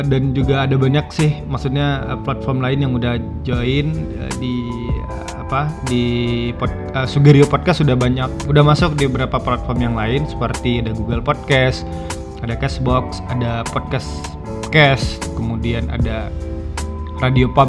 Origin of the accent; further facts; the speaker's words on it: Sungai Geringging, West Sumatra, Indonesia; Sugar itu singkatan dari tempat saya kecil, dibesarkan dan eh, ya kampung saya di situ. Sugar Sungai Geringging